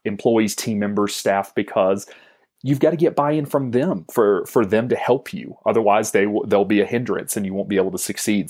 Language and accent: English; Georgia, United States; moved away as an adult; also born or lived in Wisconsin; I'm living in Wisconsin, where I've never lived before. I'm originally from Georgia.